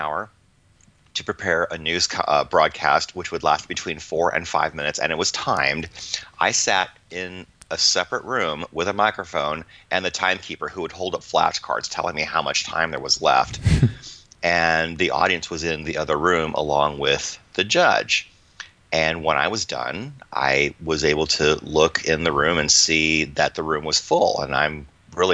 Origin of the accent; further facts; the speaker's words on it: Iowa, United States; moved away; Growing up in Iowa in, you know, the 70s and the 80s